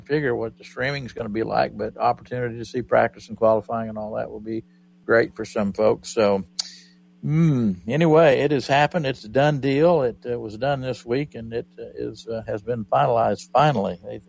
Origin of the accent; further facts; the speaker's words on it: Oklahoma, United States; because I was raised in Oklahoma